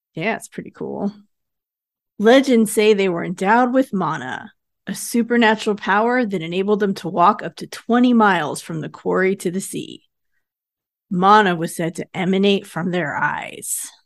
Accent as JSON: {"language": "English", "country": "United States", "tie": "born or raised there", "said": "I grew up in Lake Tahoe"}